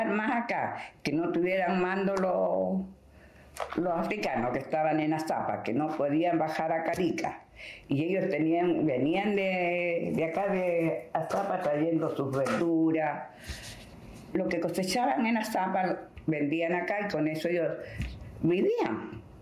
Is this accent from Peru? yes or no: yes; Peru; Porque yo soy peruana